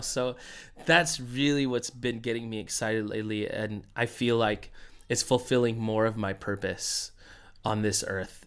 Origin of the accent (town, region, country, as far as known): United States